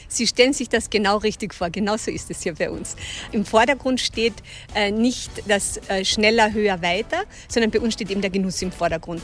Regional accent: Carinthia, Austria; Topfen heißt das hier bei uns in Kärnten

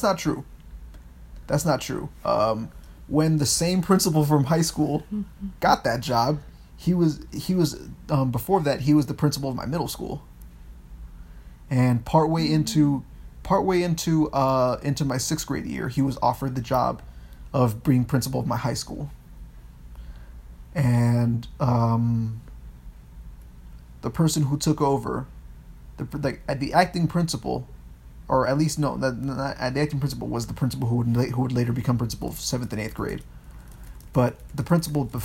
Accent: Miami, Florida, United States; we're from Miami

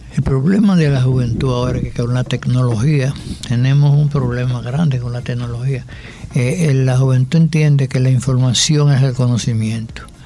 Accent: Dominican Republic; somos dominicanos

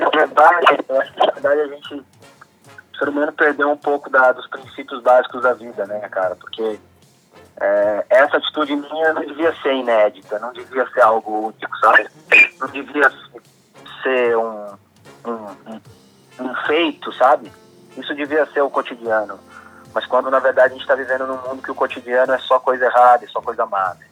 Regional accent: São Bernardo do Campo, São Paulo, Brazil; Primeiro eu sou de São Bernardo, né? Eu sou nascido em São Bernardo, a família reside aqui

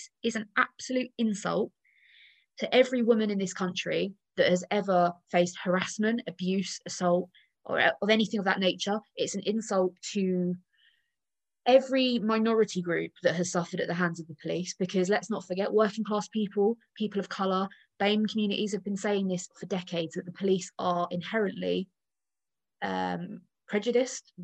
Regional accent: the South of England, United Kingdom; I say this as a Southerner myself

